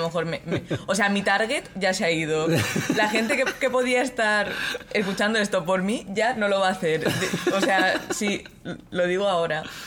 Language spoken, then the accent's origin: Spanish; Mallorca, Balearic Islands, Spain; yo soy de Mallorca